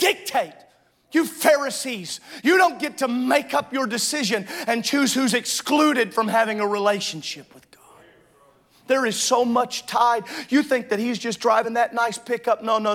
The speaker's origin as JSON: {"language": "English", "area": "the South", "region": "Southern United States", "country": "United States", "tie": "born or raised there", "said": "I grew up in Southern"}